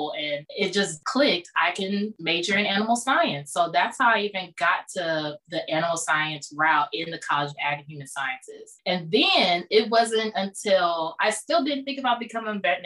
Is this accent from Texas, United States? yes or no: yes; Houston, Texas, United States; moved away as an adult; also born or lived in Ithaca, New York; now in New York, United States; I'm from Third Ward in the Houston area.